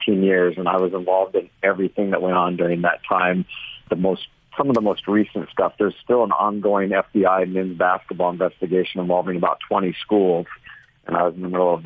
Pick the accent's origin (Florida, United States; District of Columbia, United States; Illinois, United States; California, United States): California, United States; Orange County; I'm from Orange County, California